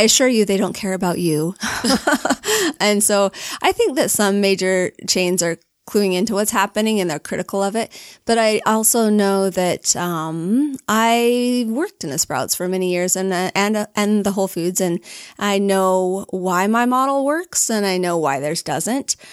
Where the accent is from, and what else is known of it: Alpine, Utah, United States; born or raised there; also born or lived in Logan, Utah